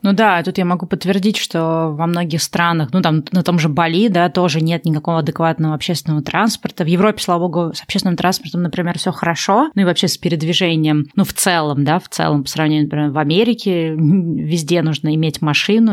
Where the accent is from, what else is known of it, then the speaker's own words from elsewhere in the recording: Russia; moved away; я родилась в России